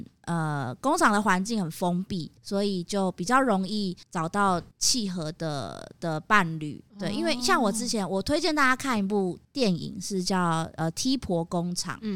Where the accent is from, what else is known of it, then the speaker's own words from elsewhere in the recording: Taiwan; 我觉得我们台湾人工作也会这样啦